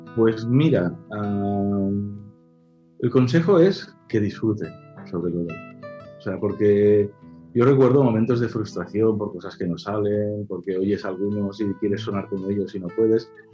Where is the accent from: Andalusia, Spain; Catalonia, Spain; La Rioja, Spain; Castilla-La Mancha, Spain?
Catalonia, Spain; Caldes de Montbui; la primera vez que fui a clases aquí en mi pueblo, en Caldas de Monbuí